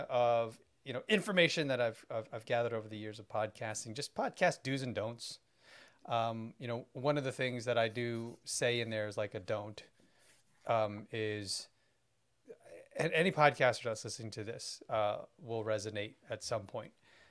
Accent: New York, United States; I'm not from here. You know, like, how do you, why are you blanket stating, right? I'm from New York. I came to Minnesota just for you

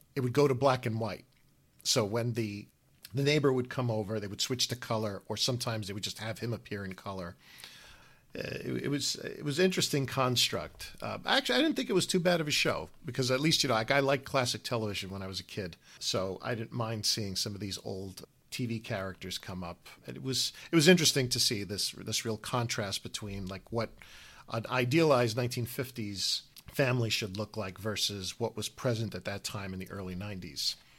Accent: United States

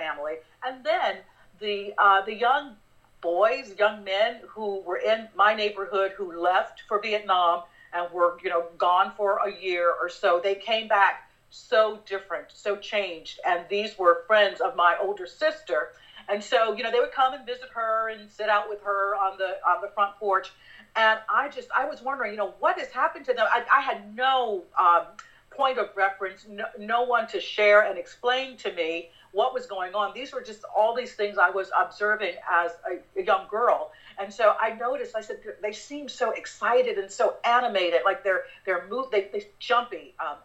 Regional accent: West Palm Beach, Florida, United States; moved away; My folks live and I grew up in West Palm Beach

